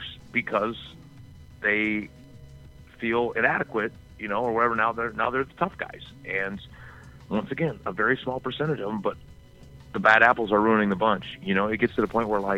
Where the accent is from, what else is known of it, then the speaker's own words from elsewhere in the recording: the South, United States; I grew up in the South